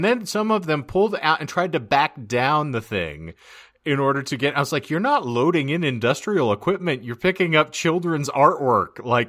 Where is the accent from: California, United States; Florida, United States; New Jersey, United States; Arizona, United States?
Arizona, United States; Lake Havasu City; Yeah, it's and like I grew up like in Havasu, there are routinely hills and driveways that are at least a 60-degree angle.